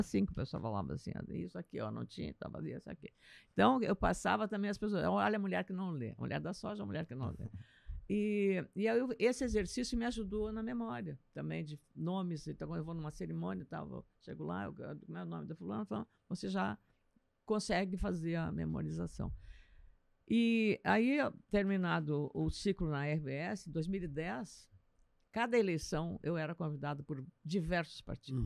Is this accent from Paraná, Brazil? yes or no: no; Lagoa Vermelha, Rio Grande do Sul, Brazil; moved away; Lagoa Vermelha, minha terra, né? sou de Lagoa Vermelha, é, região nordeste do estado